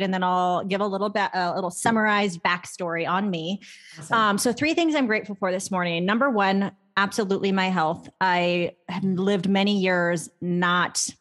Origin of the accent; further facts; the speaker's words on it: Arizona, United States; I'm from Arizona